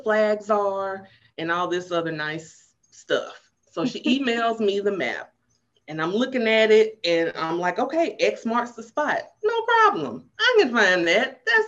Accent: Chattanooga, Tennessee, United States; also born or lived in Knoxville, Tennessee; my family moved to Chattanooga when I was 2

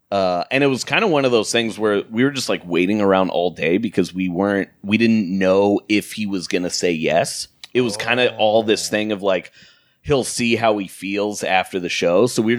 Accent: Portland, United States; moved away; So I'm like from Portland, so I just stayed with my family

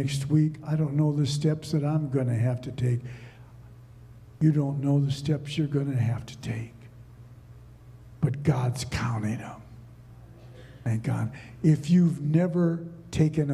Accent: Minnesota, United States; I grew up in Minnesota

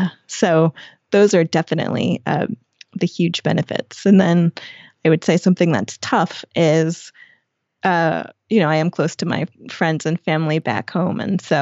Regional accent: New York, United States; moved away as an adult; I came from New York.

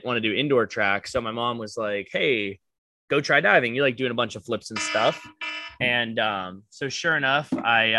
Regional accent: Butler, Pennsylvania, United States; my hometown in Butler, like, drugs are pretty bad in town

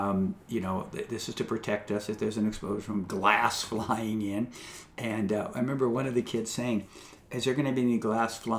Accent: Southern California, United States; I was growing up in Southern California

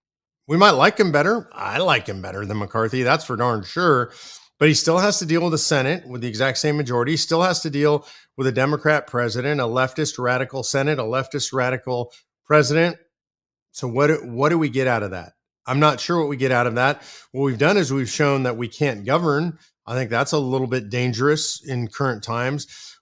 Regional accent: California, United States; because I'm originally from California.

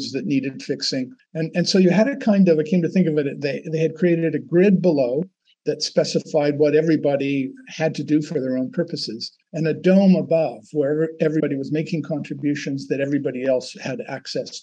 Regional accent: Canada; I'm Canadian

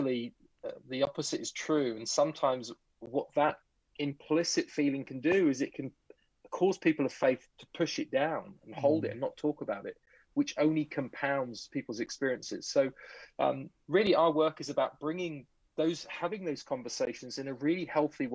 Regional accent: England, United Kingdom; now in Vancouver, Canada; I'm originally from England, so I have a strange accent, but it's not a Canadian accent. But I now live in Vancouver.

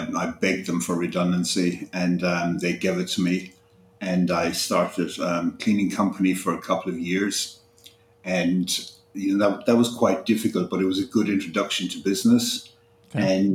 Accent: Ireland; moved away as an adult; also born or lived in United Kingdom; now in Alicante, Spain; I'm originally Irish, and I spent the first half of my life living there, and then I moved to the UK and spent quite a few years there.

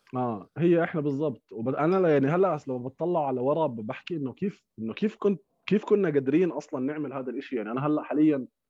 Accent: Amman, Amman Governorate, Jordan; احنا برضه كنا جيران نوعا ما انا يعني كنت براسا

